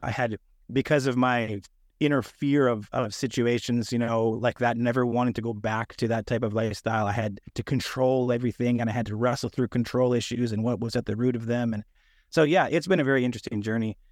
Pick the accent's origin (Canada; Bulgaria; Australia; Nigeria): Canada; moved away as an adult; now in Sunnyvale, United States; I'm a Canadian who's moved to the United States